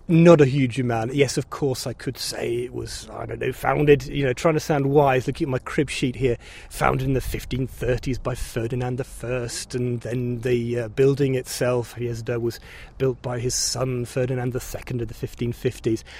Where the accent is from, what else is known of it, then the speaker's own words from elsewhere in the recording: England, United Kingdom; now in Czech Republic; as an Englishman